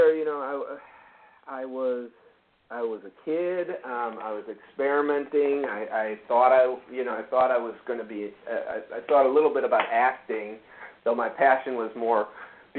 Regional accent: northern suburbs of Chicago, Illinois, United States; moved away as an adult; also born or lived in Los Angeles, California; I grew up in Illinois, in northern suburbs of Chicago

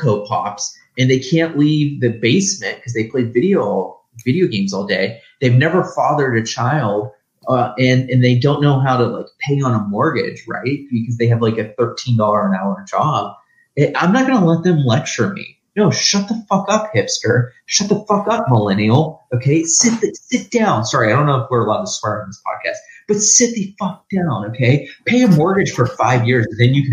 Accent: Ohio, United States; I'm from Ohio. I was born and raised in Ohio

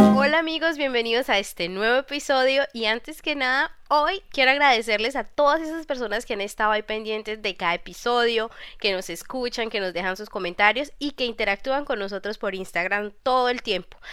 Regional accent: Colombia; moved away as an adult; now in France; en Colombia, pues estamos acostumbrados

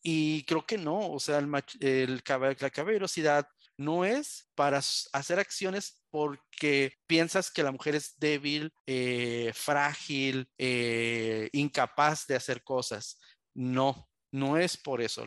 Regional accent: Tijuana, Baja California, Mexico; also born or lived in Mexico City; me trajeron aquí a Baja California, por lo cual yo siempre digo soy adoptado tijuanense orgullosamente

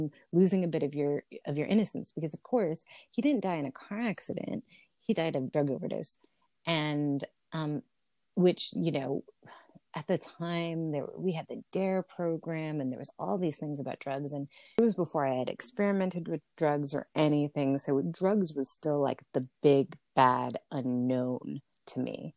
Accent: Los Angeles, California, United States; We grew up in Los Angeles. You did not take walks

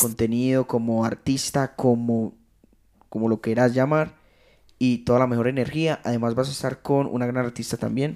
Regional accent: Rionegro, Antioquia, Colombia; yo no soy de Medellín, yo soy de Río Negro

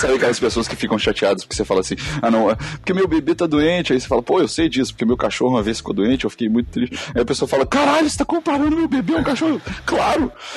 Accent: Belo Horizonte, Minas Gerais, Brazil; also born or lived in Nova Lima; eu sou Belo Horizontão. Eu nasci em Belo Horizonte é. e depois vivi em Nova Lima por um tempão

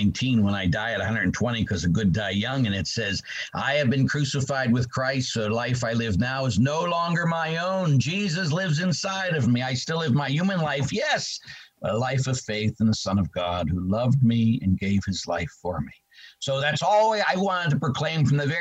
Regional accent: Pittsburgh, Pennsylvania, United States; I grew up in the city of Pittsburgh

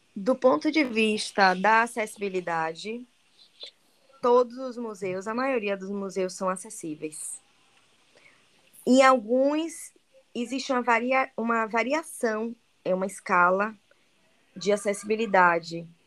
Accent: Bahia, Brazil; accent: Baiano; eu falo francês com sotaque de baiana

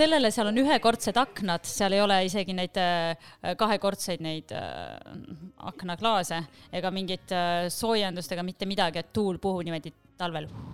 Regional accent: Estonia; born or raised there; moved away as an adult; also born or lived in Paris, France

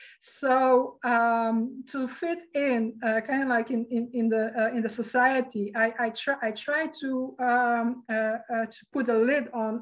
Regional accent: Sarajevo, Bosnia & Herzegovina; born there; So where I was born in Sarajevo, actually. That is formerly Yugoslavia, and now it's called Bosnia, as I recall.

